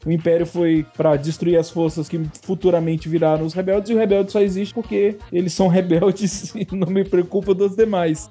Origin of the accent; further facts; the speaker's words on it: Brasília, Federal District, Brazil; Brasília, eu sou de Brasília